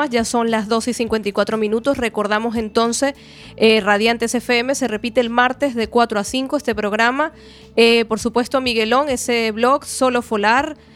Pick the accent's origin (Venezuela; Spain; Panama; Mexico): Venezuela; born there; moved away; Yo digo, sí, nací en Venezuela, pero a mí llega un punto que ya yo no quiero ser ni de aquí ni de allá. Quiero ser de donde estoy.